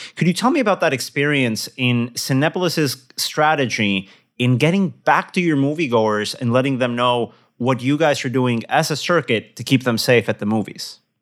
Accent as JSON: {"language": "English", "region": "Querétaro", "country": "Mexico", "said": "I'm from Querétaro, town for listeners in, in the city in, in the center of Mexico"}